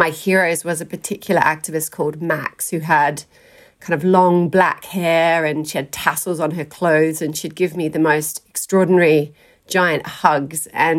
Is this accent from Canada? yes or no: no; South Australia, Australia; I grew up in South Australia, started out in a country town.